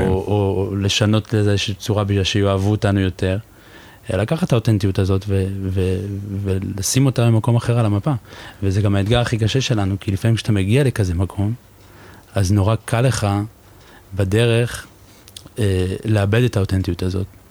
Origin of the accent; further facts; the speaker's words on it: Givatayim, Tel Aviv District, Israel; moved away as an adult; now in Paris, France; אני גדלתי בגבעתיים